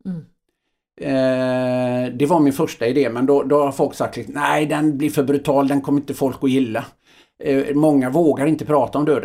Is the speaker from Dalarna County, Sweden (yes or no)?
no; Öckerö, Västra Götaland, Sweden; jag tror att jag är uppväxt i, eh, på Öckerö då, ett litet samhälle.